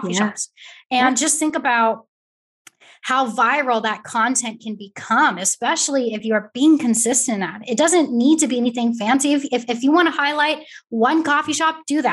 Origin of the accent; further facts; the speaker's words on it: California, United States; now in Texas, United States; a Californian who moved to Texas